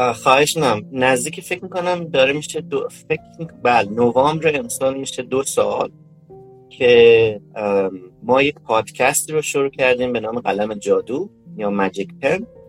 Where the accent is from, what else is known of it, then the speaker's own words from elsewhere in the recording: Isfahan, Iran; moved away as an adult; also born or lived in Kashan, Iran / Tehran, Iran; now in United States; متولد 1362 در اصفهان من اصلیتا اصفهانی هستم